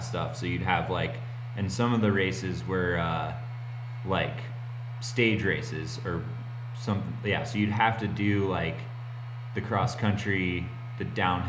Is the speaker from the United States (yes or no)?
yes; Gunnison, Colorado, United States; moved away as an adult; also born or lived in Utah; I grew up in Gunnison, Colorado